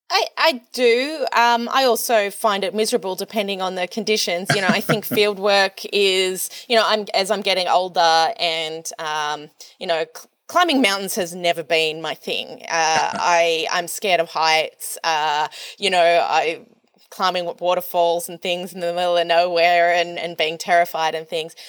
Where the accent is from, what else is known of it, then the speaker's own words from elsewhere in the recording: Australia; as an Australian